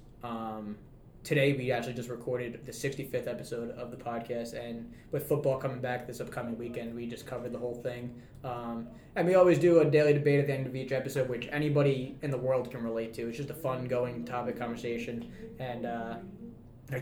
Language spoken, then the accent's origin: English; New York City, New York, United States; moved away as an adult; now in Utica, United States; I'm originally from Staten Island, New York